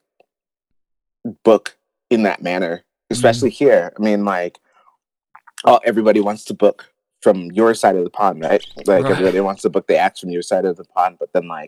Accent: Detroit, Michigan, United States; moved away as an adult; also born or lived in Los Angeles / Calgary, Canada; now in Denver, United States; growing up in Detroit

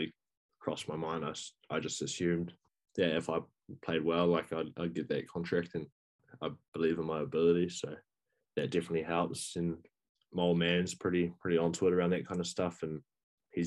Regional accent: Northland, New Zealand; growing up in Northland

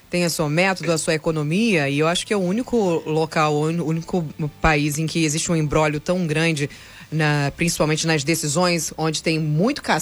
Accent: Angra dos Reis, Rio de Janeiro, Brazil; Chegou perto da perfeição do que um angrense acha da nossa cidade?

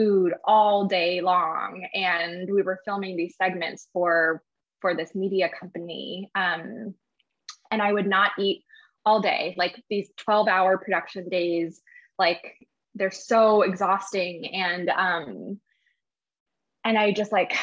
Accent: New Jersey, United States; also born or lived in San Francisco, California; I was born in San Francisco, but I grew up in New Jersey.

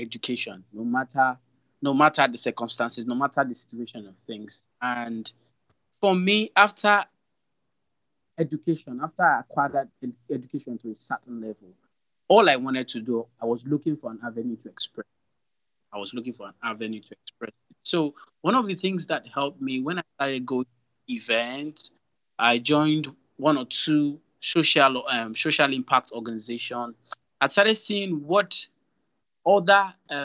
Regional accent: Lagos, Nigeria; I was born in Lagos and started life in Lagos

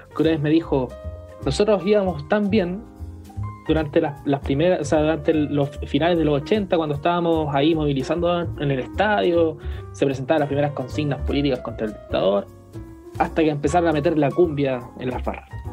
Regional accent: Chile; somos chilenos en el fondo

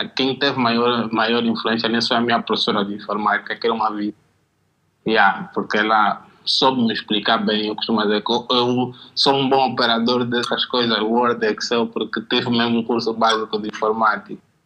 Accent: Angola; eu sou do gueto, do bairro, cresci no Jaena

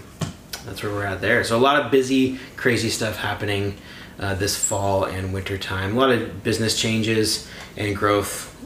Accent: Astoria, Oregon, United States; I'm the local affiliate here today. I'm from Astoria, where we're recording.

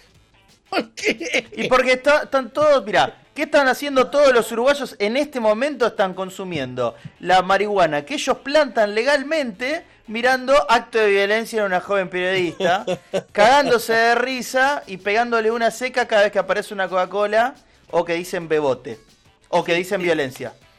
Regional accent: Argentina; yo como soy argentino y lo veo de afuera

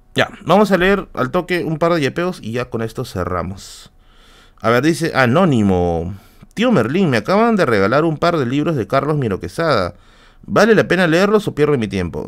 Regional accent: Tacna, Peru; moved away; mi tierra natal

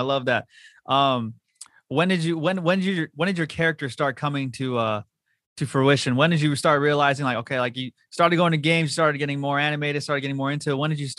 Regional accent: Southern California, United States; I'm from Southern California

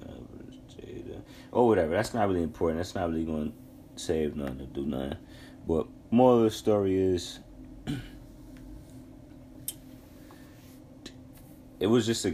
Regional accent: New York, United States; I'm from New York State.

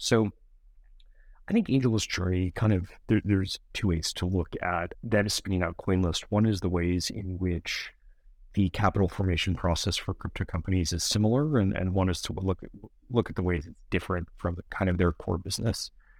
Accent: New York City, New York, United States; I grew up in New York City in Manhattan.

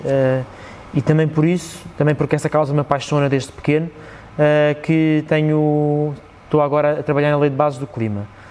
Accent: Parede, Lisbon, Portugal; born or raised there

